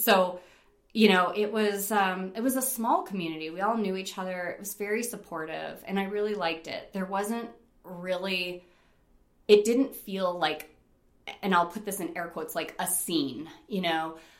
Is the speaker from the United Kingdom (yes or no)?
no; East Coast, United States; she was from the East Coast. I was from the East Coast. We were both Italian.